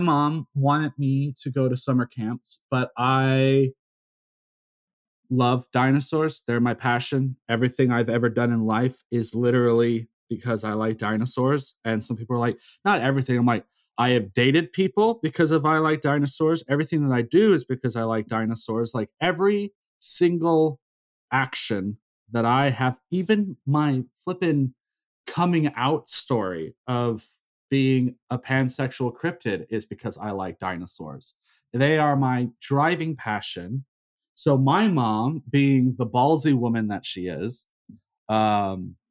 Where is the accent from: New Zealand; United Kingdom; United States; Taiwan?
United States; South Carolina; moved away as an adult; also born or lived in Texas / Florida / Seoul, South Korea; I was born in Texas. I grew up in South Carolina